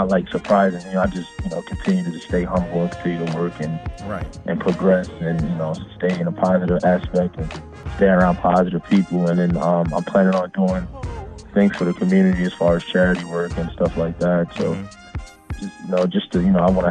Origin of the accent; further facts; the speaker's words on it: Long Island, New York, United States; moved away as an adult; also born or lived in Mississippi / Colorado; I'm originally from Long Island, New York. I went to Uniondale High School